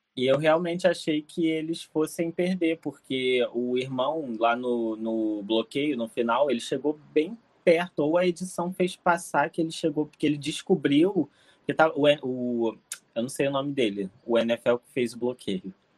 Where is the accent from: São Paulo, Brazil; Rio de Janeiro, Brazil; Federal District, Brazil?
Rio de Janeiro, Brazil; Sou do Rio de Janeiro